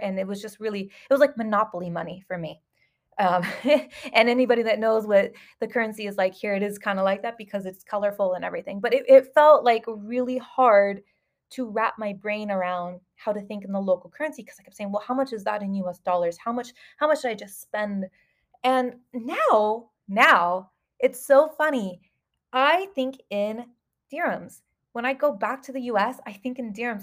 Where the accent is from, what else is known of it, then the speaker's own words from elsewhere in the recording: Southern California, United States; moved away as an adult; now in Dubai, United Arab Emirates; I came from Southern California of the United States